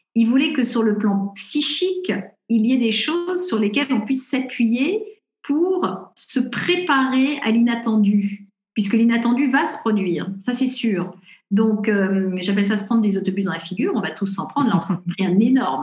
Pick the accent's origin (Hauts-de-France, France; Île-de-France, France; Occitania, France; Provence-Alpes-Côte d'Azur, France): Île-de-France, France; Paris; moved away as an adult; also born or lived in Los Angeles; je suis parisienne